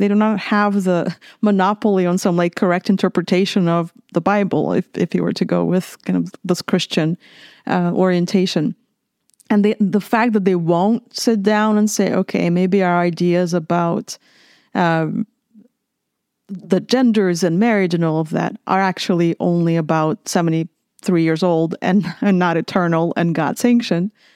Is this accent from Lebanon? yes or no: no; Minsk, Belarus; moved away as an adult; also born or lived in Lithuania / California; now in San Marcos, United States; I grew up in Minsk, Belarus